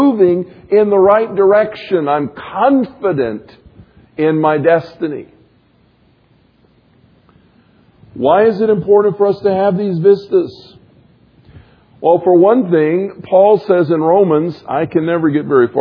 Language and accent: English; Florida, United States; moved away; I grew up in Florida where the beach was flat and level